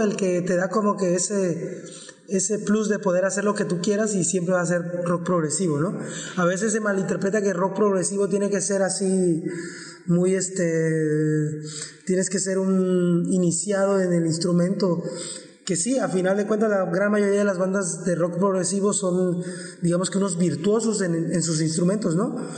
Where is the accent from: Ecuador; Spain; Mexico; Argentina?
Mexico; Villahermosa, Tabasco; somos originarios de Villahermosa, Tabasco